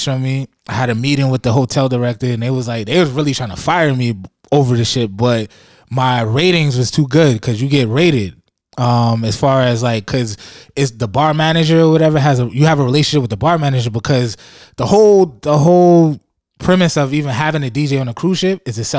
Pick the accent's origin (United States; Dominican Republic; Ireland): United States; New York City, New York; also born or lived in Buffalo, New York / Bahamas (family); I was born in Harlem